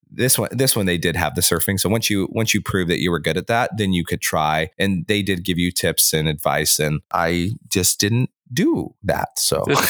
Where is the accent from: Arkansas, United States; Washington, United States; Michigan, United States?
Washington, United States; grew up in Washington State